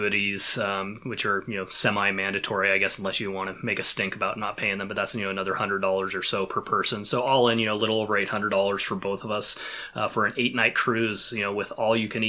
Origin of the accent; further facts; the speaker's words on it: Pacific Northwest, United States; growing up in the Pacific Northwest the way that I have